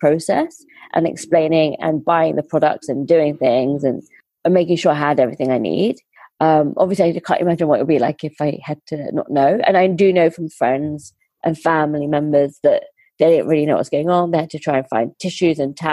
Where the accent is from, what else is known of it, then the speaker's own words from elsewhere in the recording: India; So I'm Indian